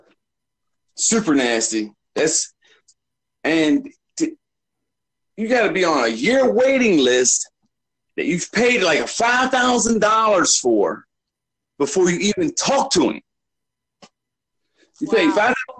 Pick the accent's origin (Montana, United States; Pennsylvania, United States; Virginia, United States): Virginia, United States; Portsmouth; now in Roseburg, United States; I live in Roseburg, Oregon. I'm from Portsmouth, Virginia